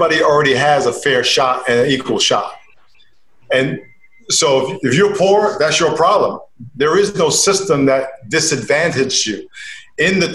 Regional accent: Long Island, New York, United States; I grew up in Long Island, New York

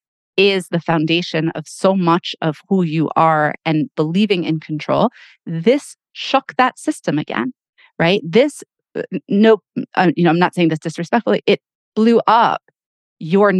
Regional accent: United States; we were all proud to be American, you know, because that's how we were raised, you know, I'm American

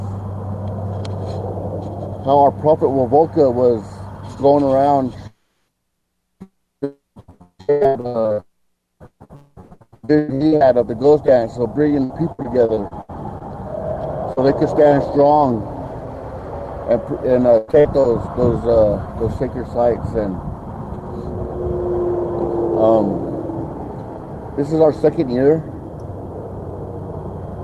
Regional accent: Walker River Paiute Reservation, Nevada, United States; I'm from the Walk River Paiute tribe

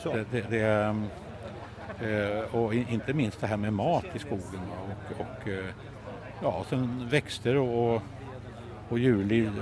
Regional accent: Värmland, Sweden; en förening hemma i Värmland där jag kommer ifrån

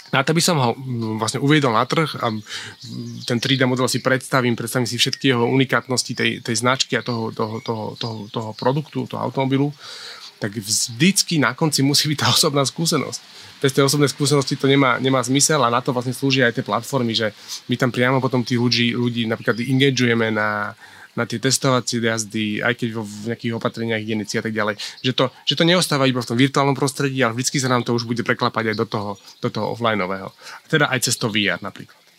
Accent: Bratislava, Bratislava Region, Slovakia; also born or lived in Smolnícka Huta; narodil som sa v Bratislave

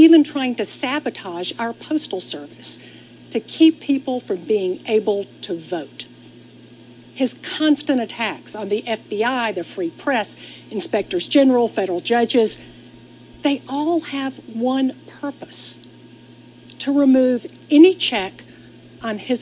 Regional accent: Atlanta, Georgia, United States; I'm here in my hometown of Atlanta

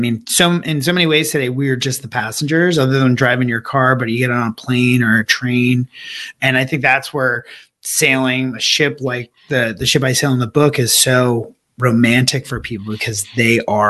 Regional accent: West Hartford, Connecticut, United States; So I grew up in West Hartford, Connecticut. Sort of imagine a picturesque John Hughes movie setting scene, suburbia, utopia, clubs.

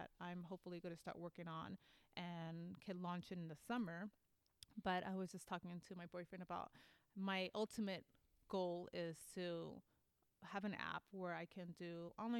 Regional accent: New York, United States; accent: East Coast; now in Sacramento, United States; I'm Puerto Rican, and so I'm from New York, and I speak like an East Coast girl

